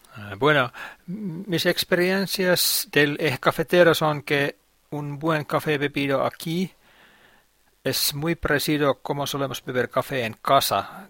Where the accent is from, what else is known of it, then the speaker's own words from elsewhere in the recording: Finland; Spanish is a second language; mi país, Finlandia